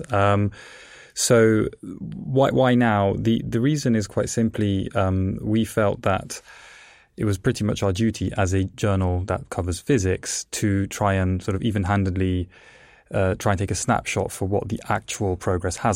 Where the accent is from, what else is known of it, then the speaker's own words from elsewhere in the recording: England, United Kingdom; also born or lived in Italy; I was born in Italy. Um, the reason I, as a child, moved to England is because my parents were actually plasma physicists